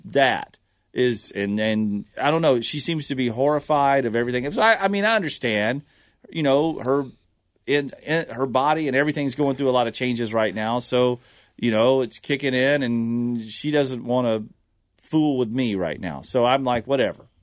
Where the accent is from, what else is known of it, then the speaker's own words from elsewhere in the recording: the South, United States; growing up in the South, all we did was go to battlefields